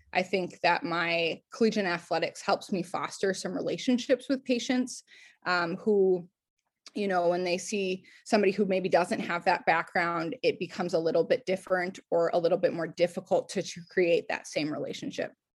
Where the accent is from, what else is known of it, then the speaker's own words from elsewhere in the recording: Circle Pines, Minnesota, United States; moved away as an adult; also born or lived in Portland / New Jersey; I'm from Circle Pines, Minnesota, which is a northern suburb of the Twin Cities.